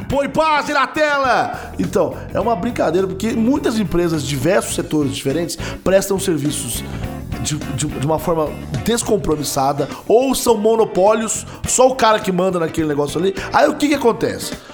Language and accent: Portuguese; Machado, Minas Gerais, Brazil; Estou em Minas Gerais, sim, na minha cidade natal, Machado, Minas Gerais